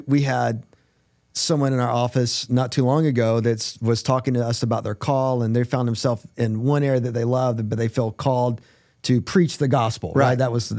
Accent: North Carolina, United States; moved away; you guys know I'm from North Carolina.

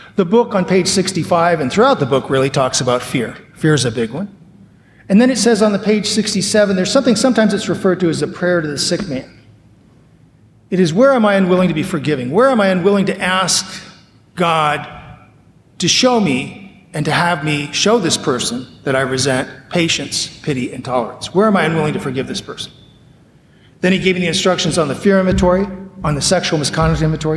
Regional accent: Las Vegas, Nevada, United States; I'm growing up in Las Vegas, Nevada

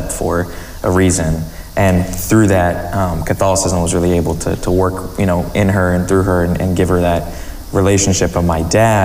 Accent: Johnston, Iowa, United States; And I was actually born and raised in Johnston, Iowa. So I spent my whole life in Iowa

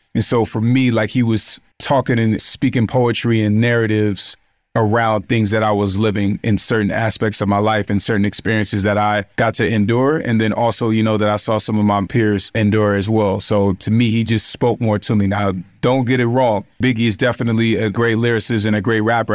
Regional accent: West Coast, United States; especially as a young black male and growing up in America

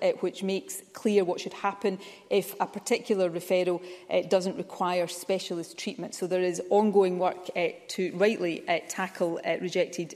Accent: Ayrshire, Scotland, United Kingdom; I grew up in Ayrshire in the 1970s and 80s

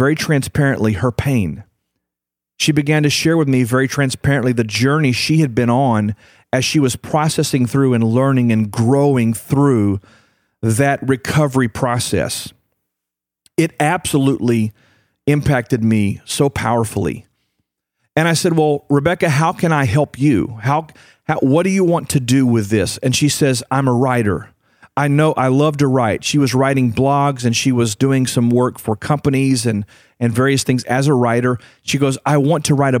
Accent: United States; I'm from the United States of America. I live here in North America

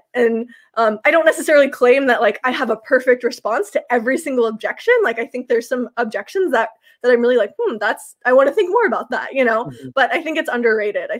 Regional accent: Kansas, United States; moved away as an adult; now in Toronto, Canada; I'm from Kansas

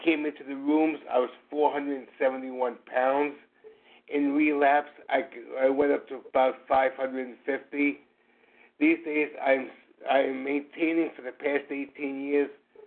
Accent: New York City, New York, United States; I'm from New York City

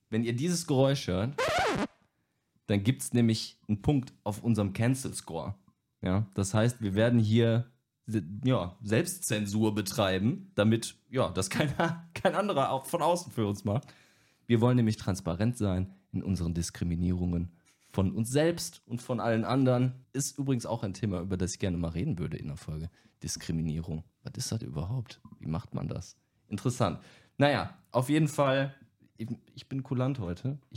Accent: Düsseldorf, North Rhine-Westphalia, Germany; Ich bin der Typ, der gerade am Anfang geredet hat. Ich äh, bin 30 Jahre alt, ich komme aus Düsseldorf

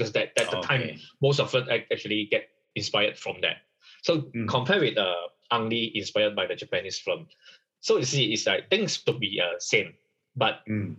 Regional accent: Malaysia; first language Chinese; English is a second language; for us, we are third generation in Malaysia as a Chinese

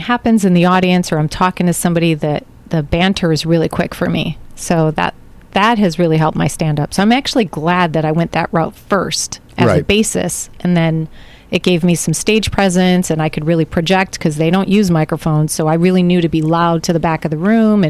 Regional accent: Chicago, Illinois, United States; moved away; I was born in Chicago, grew up there about the first 5 years and then moved out to the northwest suburbs

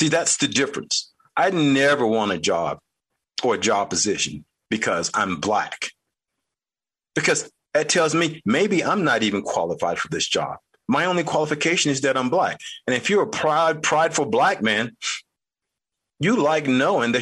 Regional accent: North Carolina, United States; I grew up in North Carolina.

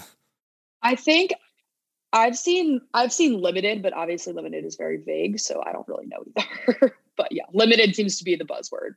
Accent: Virginia, United States; I'm from Virginia

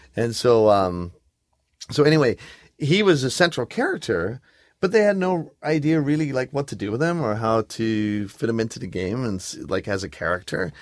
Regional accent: England, United Kingdom; moved away; I grew up in England

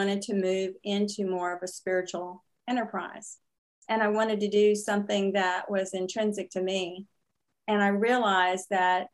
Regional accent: San Antonio, Texas, United States; also born or lived in Houston / Austin; I grew up in Texas. Mm-hmm. And was in Houston, Austin, San Antonio

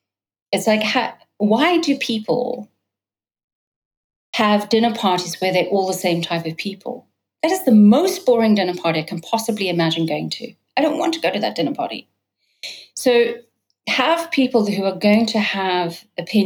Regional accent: United States; moved away as an adult; also born or lived in New York / California; now in London, United Kingdom; I'm American British, and so I've been now in Britain for London as my primary base for the last 4 years. Lived in New York and California

